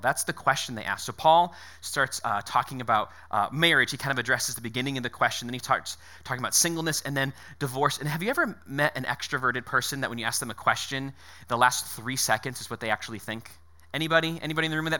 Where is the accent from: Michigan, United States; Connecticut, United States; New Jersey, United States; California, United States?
Connecticut, United States; moved away; I was born in Connecticut